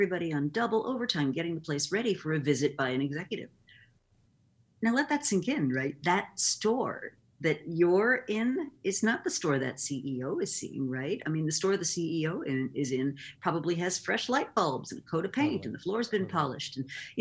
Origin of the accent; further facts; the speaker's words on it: Rochester, New York, United States; I grew up in Rochester, New York, and moved to New York City to go to Barnard College in the late 70s